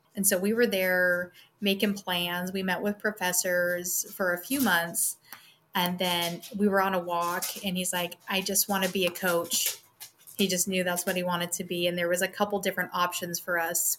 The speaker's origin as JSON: {"language": "English", "region": "Wyoming", "country": "United States", "tie": "born or raised there", "also_born_or_lived": "Hayes Center, Nebraska / North Dakota", "moved": "as an adult", "said": "I did sixth grade back in my hometown in Wyoming and we just kind of grew up."}